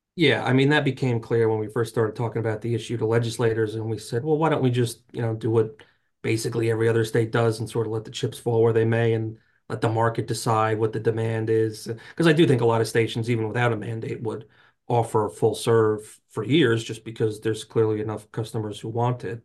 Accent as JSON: {"language": "English", "region": "New Jersey", "country": "United States", "tie": "born or raised there", "said": "I grew up in North Jersey"}